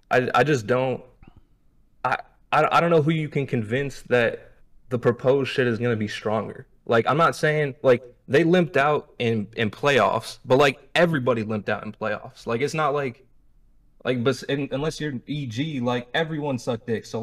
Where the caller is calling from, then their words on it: Dar es Salaam, Tanzania; Uh, Dar es Salaam, Tanzania.